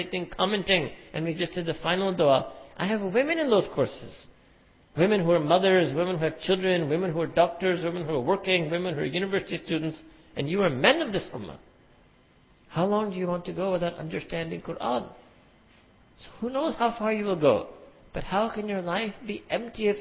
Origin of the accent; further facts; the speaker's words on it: New York City, New York, United States; I was born and raised in Manhattan, concrete jungle